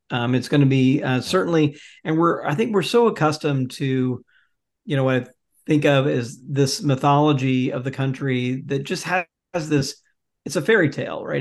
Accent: Jackson, Mississippi, United States; I grew up in Jackson, Mississippi for the most part.

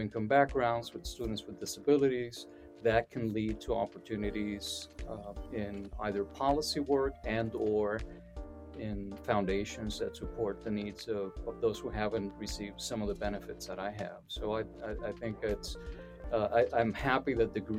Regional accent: Puerto Rico; I come originally from Puerto Rico

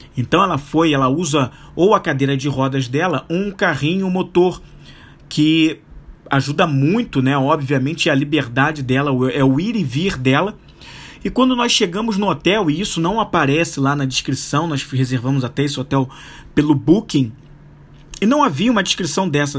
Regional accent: Rio de Janeiro, Brazil; Nós somos do Rio de Janeiro

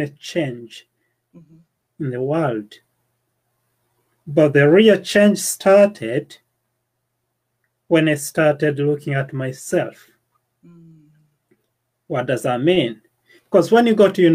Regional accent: Uganda; moved away as an adult; now in United Kingdom; the village I was born in Uganda, and the school I went

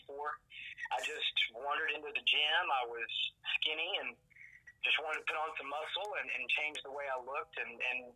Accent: Knoxville, Tennessee, United States; I started at Gold's Gym in Knoxville, Tennessee, my hometown, as a personal trainer.

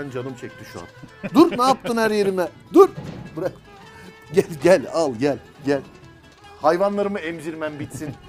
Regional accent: Şişli, Istanbul, Turkey; Biz İstanbulluyuz.

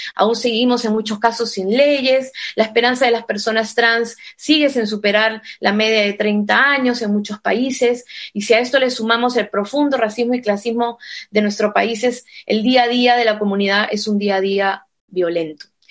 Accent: Peru; now in Spain; soy migrante también peruana en España

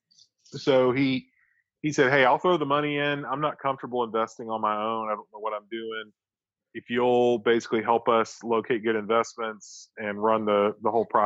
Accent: Florence, Alabama, United States; now in Huntsville, United States; I grew up in Florence, Alabama

